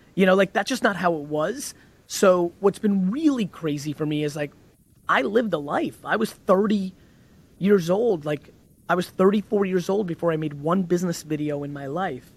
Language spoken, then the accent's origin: English; Edison, New Jersey, United States; born or raised there; also born or lived in Belarus / Queens, New York